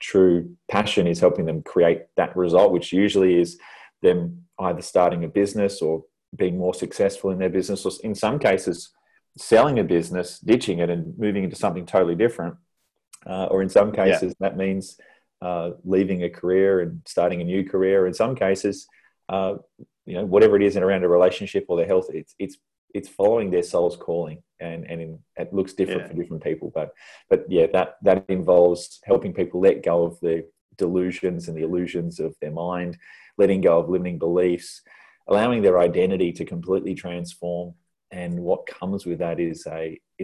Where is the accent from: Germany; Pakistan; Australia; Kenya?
Australia; Tasmania; now in Perth, Australia; someone coming from Tassie